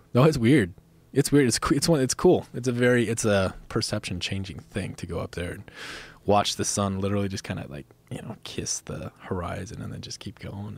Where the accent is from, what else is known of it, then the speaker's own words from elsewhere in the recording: Minnesota, United States; also born or lived in Montana; now in Bozeman, Montana, United States; where I grew up in Minnesota